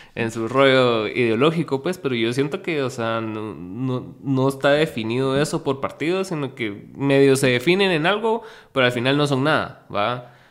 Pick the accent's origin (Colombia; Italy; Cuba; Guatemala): Guatemala; somos de Guatemala y no de allá